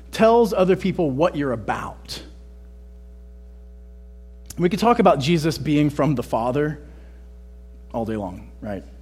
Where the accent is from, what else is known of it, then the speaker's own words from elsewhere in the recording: Texas, United States; I'm Texan, right? I say I'm from Texas.